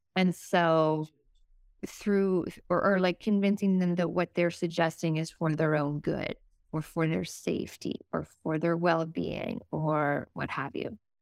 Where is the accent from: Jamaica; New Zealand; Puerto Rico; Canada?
Canada; East Coast, Atlantic Canada; I'm from the East Coast